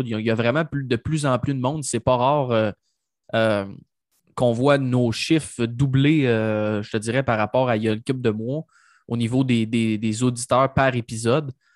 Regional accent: Mauricie, Quebec, Canada; ma région natale de la Mauricie

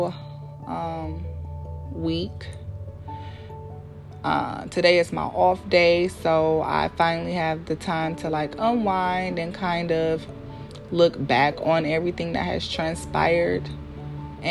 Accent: Milwaukee, Wisconsin, United States; moved away as an adult; now in Philadelphia, United States; moving away from my hometown, which is Milwaukee

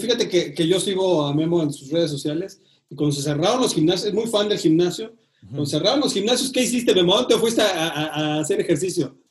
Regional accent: Mexico

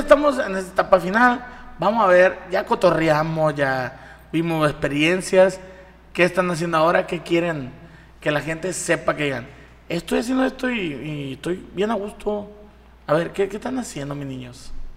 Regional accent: Mazatlán, Sinaloa, Mexico

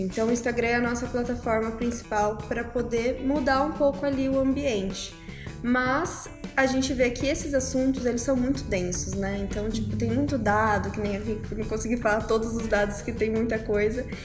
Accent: Campinas, São Paulo, Brazil; moved away as an adult; now in São Paulo, Brazil; quando eu vim para São Paulo, que eu sou de Campinas, comecei a morar sozinha e, né, nos meus 18 anos

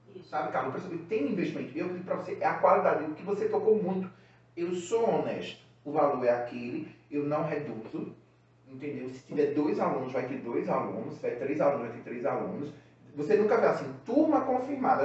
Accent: Recife, Pernambuco, Brazil; Recife, né, que é a cidade onde eu nasci, é o estado

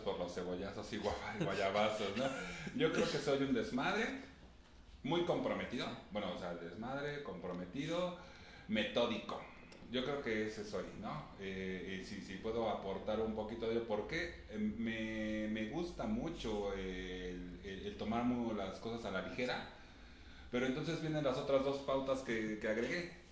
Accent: Mexico City, Mexico; Nací entonces en la Ciudad de México, al norte de la Ciudad de México, eh, muy cerca de donde mis papás han vivido desde que se casaron

